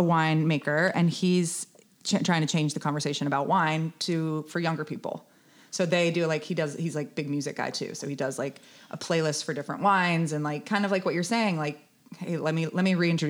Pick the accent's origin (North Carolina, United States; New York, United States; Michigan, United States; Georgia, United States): North Carolina, United States; Raleigh; now in Charleston, United States; I'm from Raleigh.